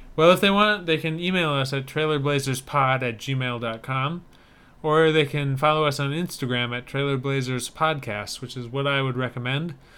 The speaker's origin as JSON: {"language": "English", "region": "Wisconsin", "country": "United States", "tie": "born or raised there", "said": "my home state things"}